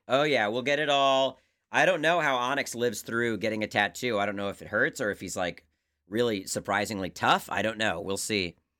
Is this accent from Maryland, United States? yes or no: yes; Maryland, United States; my home state